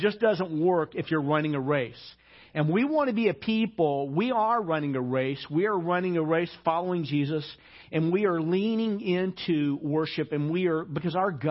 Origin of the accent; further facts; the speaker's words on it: Arkansas, United States; moved away; also born or lived in Hawaii; I grew up in Arkansas